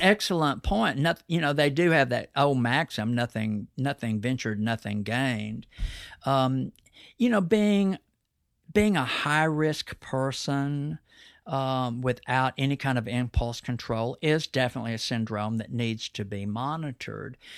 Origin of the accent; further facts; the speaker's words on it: Texas, United States; accent: Texas twang; my Texas accent